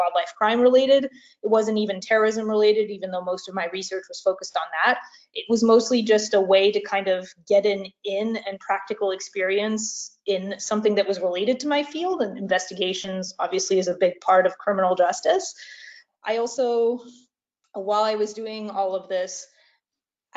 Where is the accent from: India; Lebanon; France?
France; moved away as an adult; now in United States; I'm originally from France, so I regularly return to France over the summer